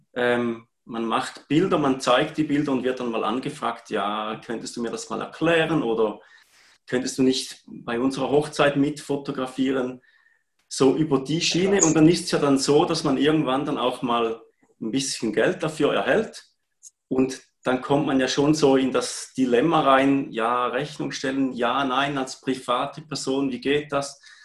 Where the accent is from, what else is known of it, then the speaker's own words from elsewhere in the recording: Heiden, Appenzell Ausserrhoden, Switzerland; ich komme aus Heiden im schönen Appenzellerland